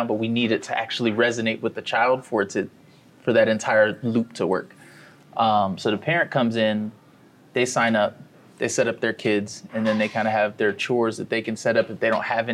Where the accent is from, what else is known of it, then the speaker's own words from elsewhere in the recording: Columbia, Maryland, United States; moved away as an adult; also born or lived in Pittsburgh, Pennsylvania; now in Miami, United States; Grew up in a city called Columbia, not too far from Baltimore